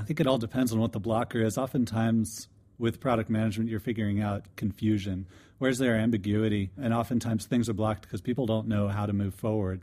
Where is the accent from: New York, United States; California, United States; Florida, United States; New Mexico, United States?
Florida, United States; DeLand; I'm from DeLand, Florida.